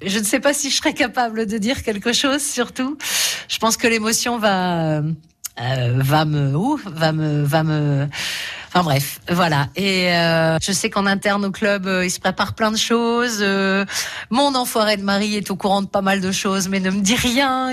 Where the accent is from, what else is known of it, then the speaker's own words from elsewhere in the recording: Lambersart, Hauts-de-France, France; j'ai grandi à côté, à Lambersart